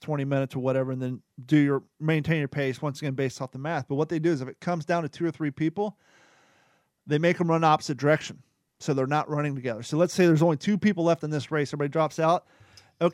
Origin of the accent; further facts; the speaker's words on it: Kentucky, United States; I'm from Kentucky